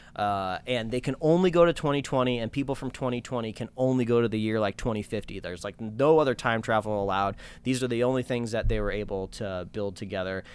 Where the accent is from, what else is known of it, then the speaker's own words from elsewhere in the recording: United States; I'm an American